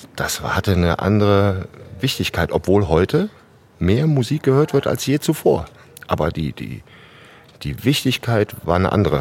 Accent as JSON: {"language": "German", "town": "Wuppertal", "region": "North Rhine-Westphalia", "country": "Germany", "tie": "born or raised there", "said": "ich komme ja in der Tat gebürtig aus Wuppertal."}